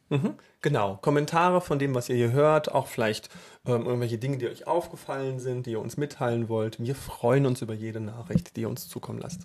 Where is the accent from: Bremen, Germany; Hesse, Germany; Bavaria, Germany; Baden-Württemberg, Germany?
Hesse, Germany; Northern; in einem nordhessischen, ja, meine Heimat sozusagen